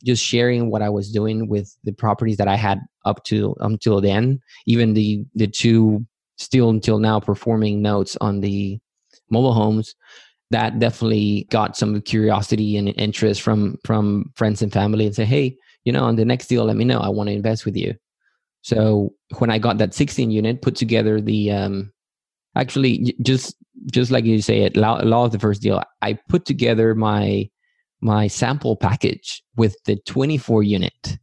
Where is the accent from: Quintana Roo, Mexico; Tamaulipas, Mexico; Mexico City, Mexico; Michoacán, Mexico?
Tamaulipas, Mexico; Matamoros; moved away as an adult; also born or lived in Yucatán, Mexico / Texas, United States; now in United States; I grew up in Matamoros, Tamaulipas, also in Mexico